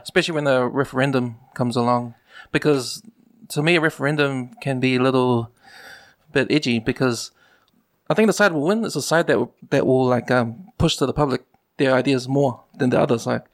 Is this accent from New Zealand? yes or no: yes; Auckland, New Zealand; I've been living in West Auckland most of my life